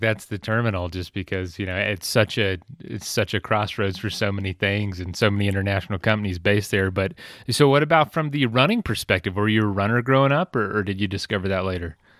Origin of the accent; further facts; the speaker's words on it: Florida, United States; we're from Florida, but, like, a very southern area